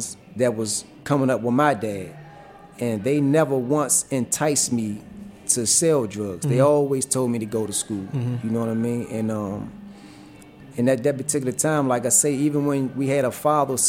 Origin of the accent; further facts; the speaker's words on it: Washington, District of Columbia, United States; growing up in Southeast Potomac Gardens